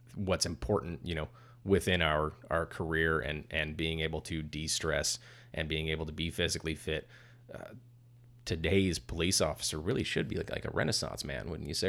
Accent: California, United States; I'm from California

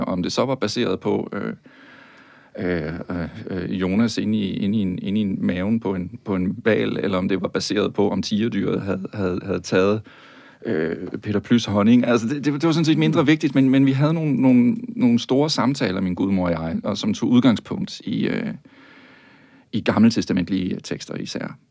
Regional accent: Tønder, Southern Denmark, Denmark; jeg er jo vokset op i Sønderjylland

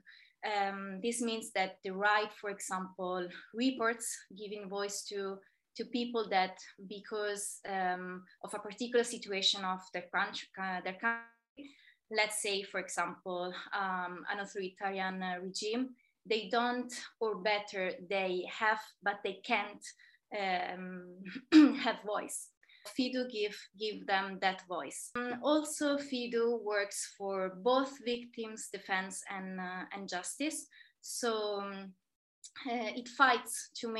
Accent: Terni, Umbria, Italy; moved away as an adult; also born or lived in Kenya / Malta / Jordan / Spain; in my hometown, in Terni

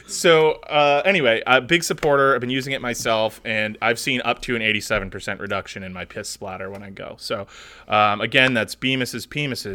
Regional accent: United States; I am an American

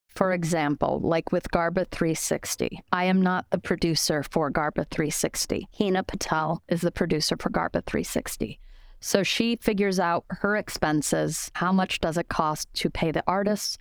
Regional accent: Denver, Colorado, United States; moved away as an adult; also born or lived in Spain / New York City; I'm originally from Denver, Colorado

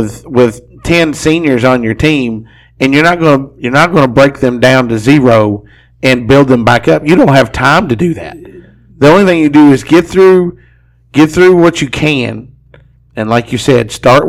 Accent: Grayson County, Kentucky, United States; also born or lived in Anderson County, Kentucky; I remember I transferred to Anderson County my freshman year. I was born and raised in Grayson County.

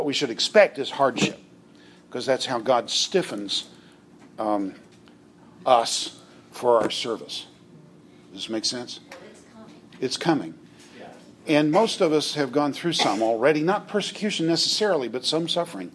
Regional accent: United States; as an American

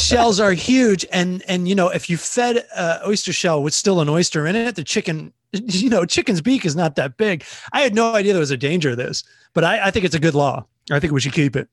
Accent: Southern Maryland, United States; also born or lived in Los Angeles; now in New York, United States; I'm from Southern Maryland, which is a very small town

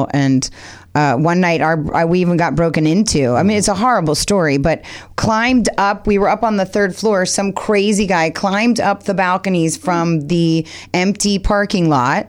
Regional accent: Newport Beach, California, United States; also born or lived in Seattle, Washington; born in Seattle, but only there till I was five. So have been in California since I was five. Then graduated high school in Newport Beach.

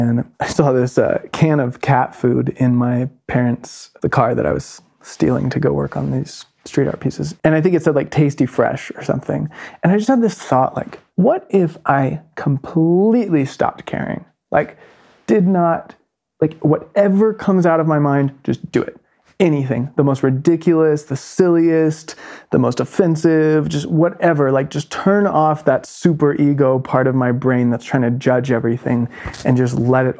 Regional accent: North Carolina, United States; moved away as an adult; my hometown in North Carolina

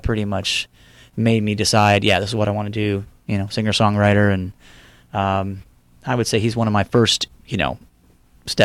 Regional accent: Houston, Texas, United States; moved away; I'm from Houston, yes.

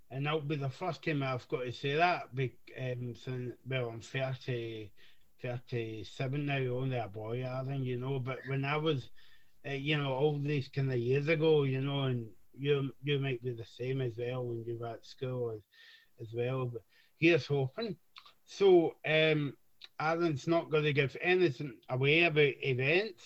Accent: Scotland, United Kingdom; We're, we're from Scotland

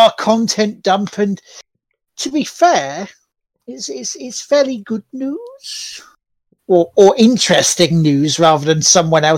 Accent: United Kingdom; I'm a Brit

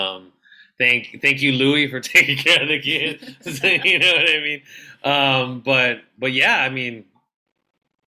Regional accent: National City, California, United States; we come from National City

